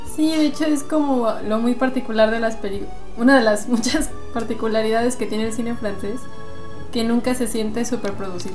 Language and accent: Spanish; Aguascalientes, Mexico